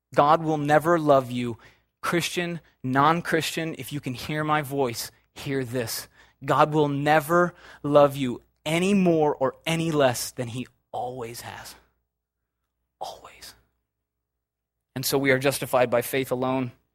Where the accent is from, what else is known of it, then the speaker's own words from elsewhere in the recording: Chicago, Illinois, United States; I'm from Chicago